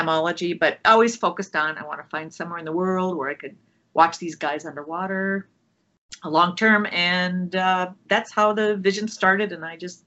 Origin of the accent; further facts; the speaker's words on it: Minnesota, United States; moved away; also born or lived in Oregon; I grew up in Minnesota.